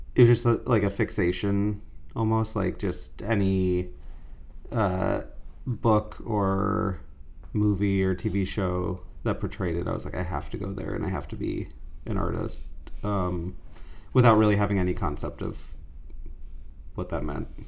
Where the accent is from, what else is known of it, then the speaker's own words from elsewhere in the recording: Fort Myers, Florida, United States; moved away as an adult; now in New York, United States; I was born in Fort Myers, uh, so Gulf side.